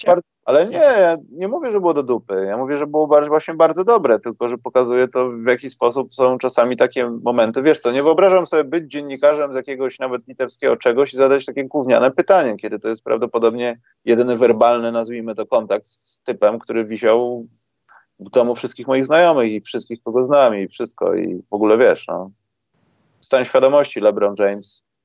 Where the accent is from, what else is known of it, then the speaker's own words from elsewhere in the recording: Warsaw, Masovian Voivodeship, Poland; jestem z Warszawy